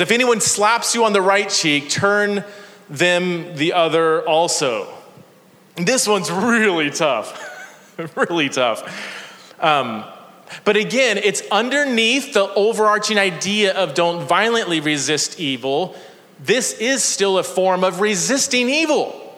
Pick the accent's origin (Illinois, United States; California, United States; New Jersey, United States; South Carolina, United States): California, United States; Fresno; also born or lived in Chula Vista, California / Ohio; I grew up in Fresno, California